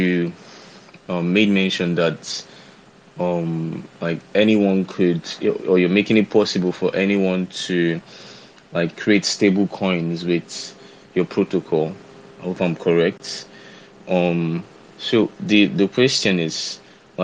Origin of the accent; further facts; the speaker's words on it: Nigeria; I'm from Nigeria. I stay in Nigeria currently